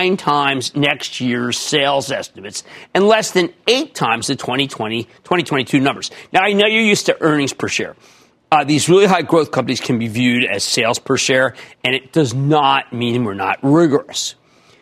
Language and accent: English; New Jersey, United States; my home state of New Jersey